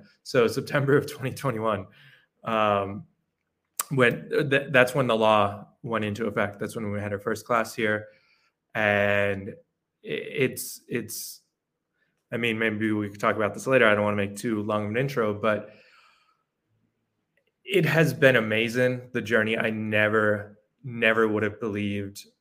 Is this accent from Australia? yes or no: no; New York, United States; moved away as an adult; now in El Salvador; I'm originally from New York. I moved down to El Salvador about a year and a half ago